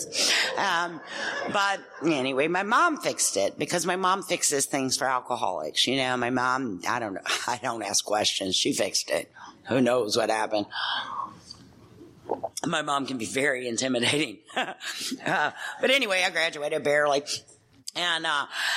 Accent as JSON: {"language": "English", "town": "Louisville", "region": "Kentucky", "country": "United States", "said": "I'm from Kentucky."}